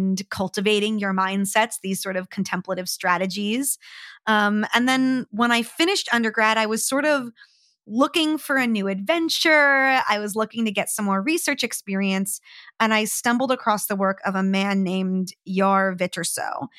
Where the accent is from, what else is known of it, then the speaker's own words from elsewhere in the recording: New Jersey, United States; So I grew up hating the winter. I'm from New Jersey, just outside of New York in the US. I grew up at the Jersey Shore. So, you know, summer is king there, you know, grew up by the beach and really loved summer as the best season.